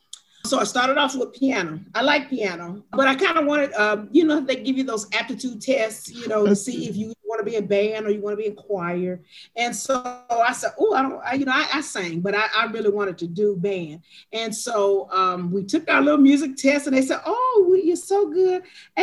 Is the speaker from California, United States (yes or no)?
no; Anderson, Indiana, United States; born there; also born or lived in Gary, Indiana; I was born in Anderson, Indiana. I lived in Gary, Indiana.